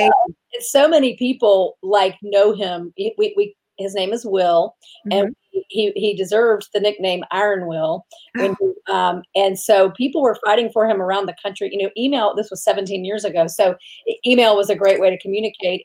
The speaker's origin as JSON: {"language": "English", "town": "Tallahassee", "region": "Florida", "country": "United States", "tie": "born or raised there", "also_born_or_lived": "Washington", "said": "I grew up in Tallahassee"}